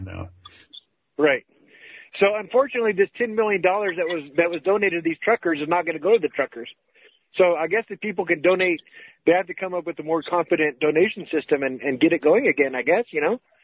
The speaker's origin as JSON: {"language": "English", "town": "Los Angeles", "region": "California", "country": "United States", "said": "I'm from Los Angeles originally"}